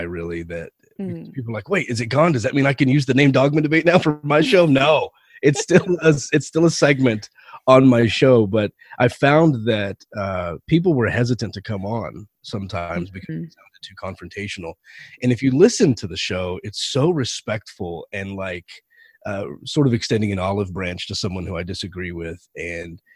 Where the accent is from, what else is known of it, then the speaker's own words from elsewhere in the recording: Texas, United States; moved away as an adult; now in California, United States; I've only been here for 4 years, but growing up in Texas